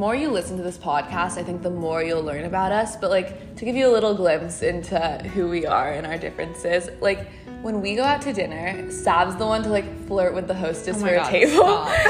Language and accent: English; Los Angeles, California, United States; I'm from LA. … I'm 17 years old.